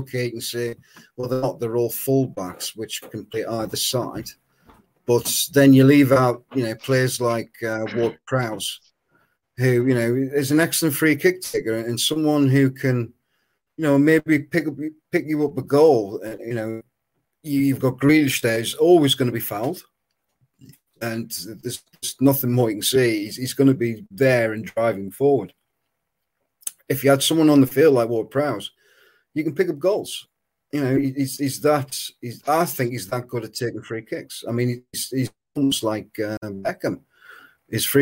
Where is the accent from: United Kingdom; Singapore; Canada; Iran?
United Kingdom; England; obviously being English